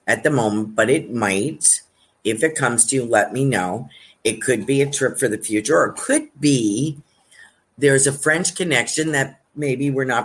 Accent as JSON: {"language": "English", "country": "Australia", "said": "I'm Australian. Across the pond is what we call New Zealand."}